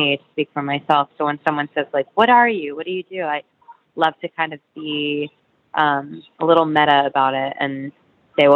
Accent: Florida, United States; also born or lived in New York City, United States; now in Brooklyn, United States; I grew up in Florida, but I was born in the city

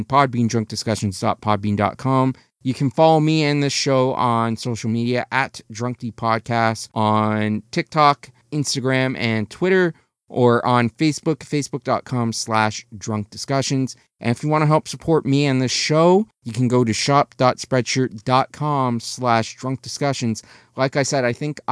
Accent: Canada; I'm Canadian.

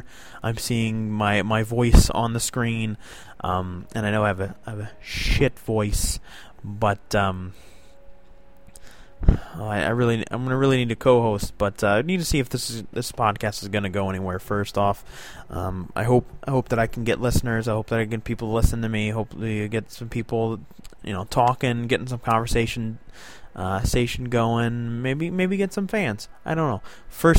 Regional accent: South Florida, United States; now in New York State, United States; I was born and raised South Florida

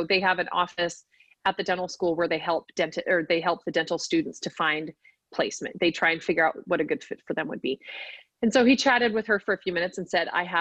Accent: California, United States; moved away as an adult; also born or lived in Utah; I'm from California and that's where we met and lived when we first dated

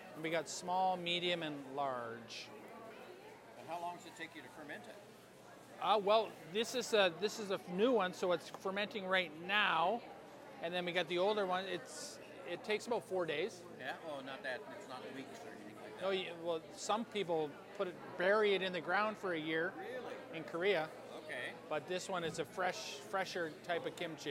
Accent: Quebec, Canada; I grew up in Quebec

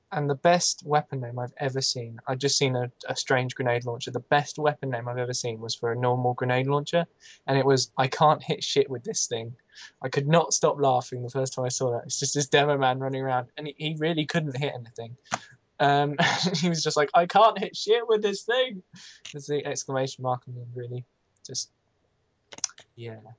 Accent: United Kingdom; I'm British

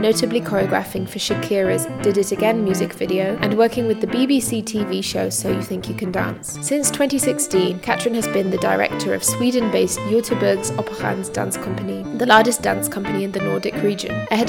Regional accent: United Kingdom; moved away as an adult; now in Berlin, Germany; I'm a British-born dance writer and critic, and I've been based in Berlin, Germany since 2018.

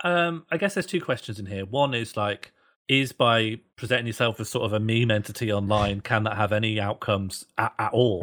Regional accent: Birmingham, West Midlands, United Kingdom; moved away; I grew up in Birmingham

